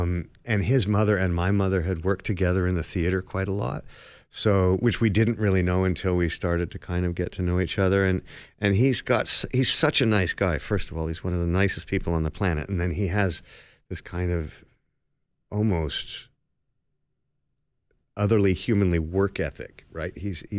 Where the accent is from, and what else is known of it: Toronto, Ontario, Canada; born or raised there; also born or lived in London, England / Los Angeles